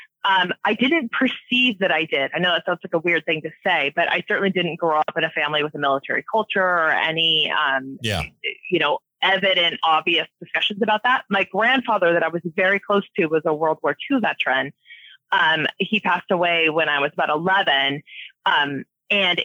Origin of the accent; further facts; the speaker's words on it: Washington, United States; I've been here my whole life